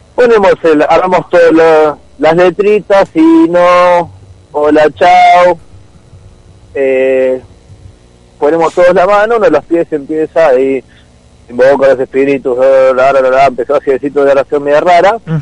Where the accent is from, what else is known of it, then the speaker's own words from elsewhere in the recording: Mar del Plata, Buenos Aires Province, Argentina; also born or lived in Miramar; Ahí en el barrio yo me crié por el puerto